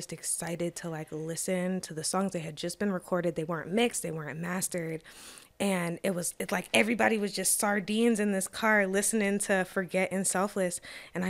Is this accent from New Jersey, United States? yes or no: yes; New Jersey, United States; moved away as an adult; also born or lived in Pennsylvania / New York / Boston; now in Los Angeles, United States; I'm originally from New Jersey